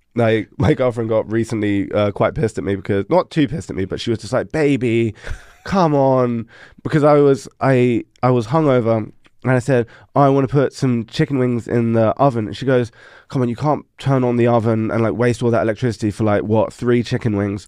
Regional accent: London, United Kingdom; moved away as an adult; also born or lived in Netherlands; now in Denmark; I'm from London

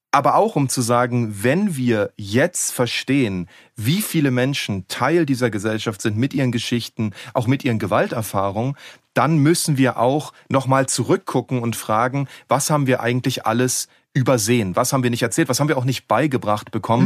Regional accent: Berlin, Germany; Ich komme ja aus Ost-Berlin

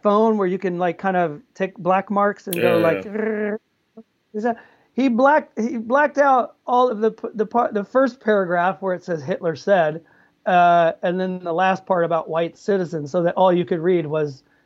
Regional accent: the South, United States; we're both from the South

